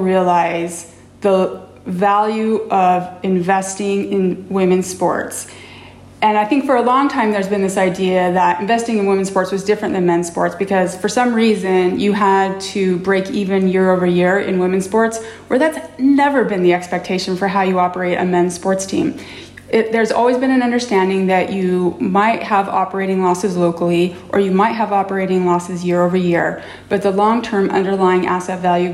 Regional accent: Utah, United States; I grew up in Utah in the 80s and 90s

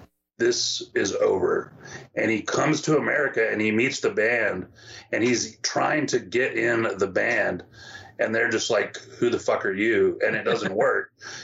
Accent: Texas, United States; it has a lot to do with the fact that I'm from the Rio Grande Valley, and he goes down there and all along the border, both in Texas and in Mexico

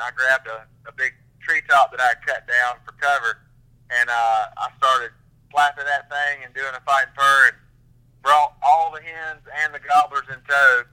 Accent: Bulloch County, Georgia, United States; I'm from Bullitt County, Georgia, originally

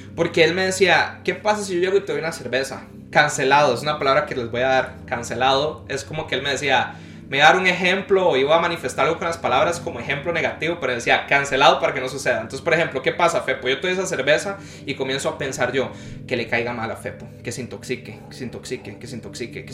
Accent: Guanacaste, Costa Rica; also born or lived in San José; decidimos movernos de la ciudad de nuevo a donde yo nací, que es Guanacaste

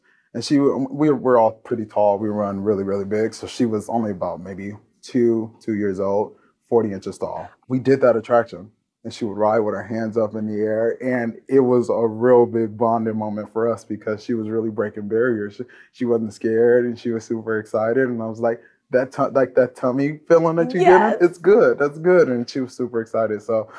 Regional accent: Lynwood, California, United States; Well, I was born right here in California in a small town called Lynwood. I grew up there, graduated in 2011, and then made my way to Orange County

